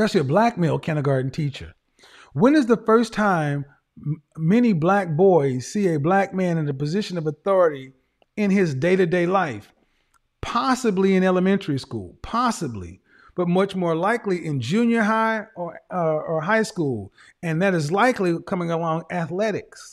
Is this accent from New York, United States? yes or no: no; Oklahoma, United States; I'm from Oklahoma